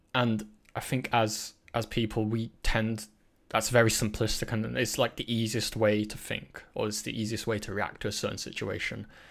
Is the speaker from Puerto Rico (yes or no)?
no; England, United Kingdom; Britain is kind of, like, the dominant, like, culture I grew up